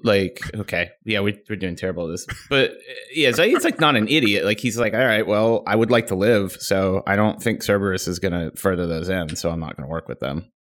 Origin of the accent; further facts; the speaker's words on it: Chicago, Illinois, United States; also born or lived in Seattle area; now in Seattle, United States; I'm originally from Chicago